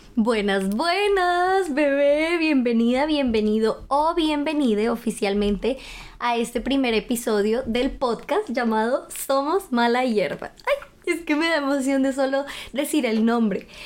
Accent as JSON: {"language": "Spanish", "region": "Bogotá", "country": "Colombia", "moved": "as an adult", "lives_now": "Germany", "said": "soy de Bogotá, Colombia"}